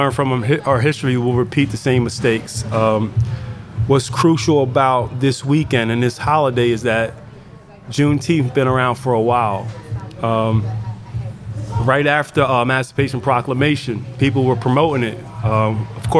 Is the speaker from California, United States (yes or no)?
no; Pottstown, Pennsylvania, United States; I'm from Penn Village Projects right up the road